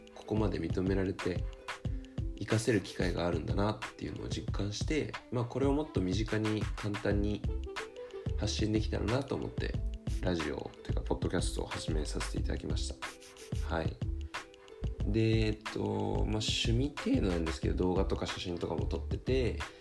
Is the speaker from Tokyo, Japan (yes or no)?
yes; Tokyo, Japan; moved away as an adult; now in California, United States; 生まれも育ちも日本の東京です